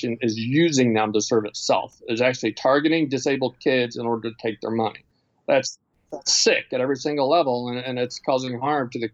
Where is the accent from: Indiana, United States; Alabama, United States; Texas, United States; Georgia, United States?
Indiana, United States; now in Baltimore, United States; I grew up in the Midwest and Indiana and the mostly white middle-class suburbs